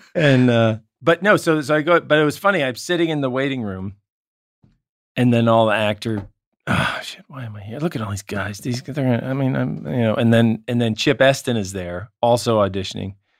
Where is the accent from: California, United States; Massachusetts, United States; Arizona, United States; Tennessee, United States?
Massachusetts, United States; Marblehead; moved away as an adult; also born or lived in New York / Los Angeles; at the Salem Hospital, but I'm from Marblehead, Massachusetts